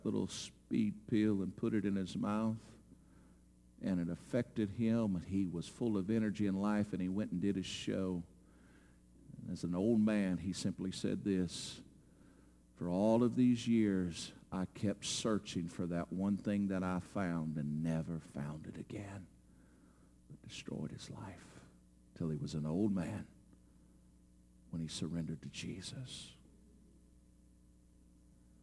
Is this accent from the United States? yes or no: yes; United States; American Christians and believers